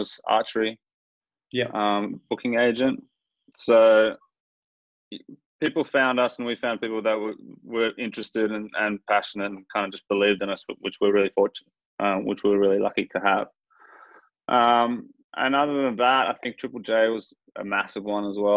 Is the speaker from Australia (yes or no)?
yes; Mandurah, Western Australia, Australia; we were growing up in Mandurah, so we'd come up to the city